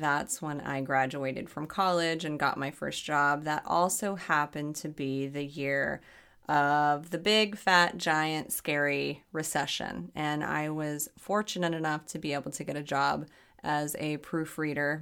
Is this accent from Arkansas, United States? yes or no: yes; Arkansas, United States; I grew up in Arkansas.